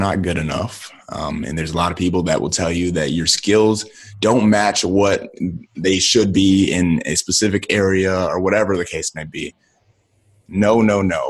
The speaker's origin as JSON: {"language": "English", "town": "Akron", "region": "Ohio", "country": "United States", "tie": "born or raised there", "said": "I'm from Akron, Ohio, from the inner city"}